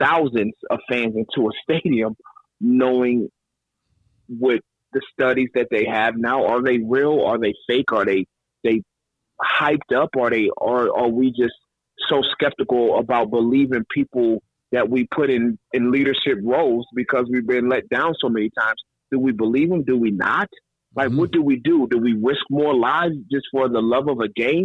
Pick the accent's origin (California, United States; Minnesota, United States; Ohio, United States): Ohio, United States; Northeast; I'm back up in Northeast Ohio in my hometown